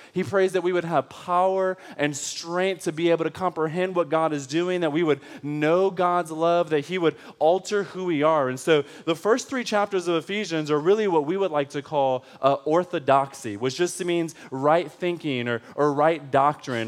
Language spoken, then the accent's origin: English; Detroit, Michigan, United States; I am from Detroit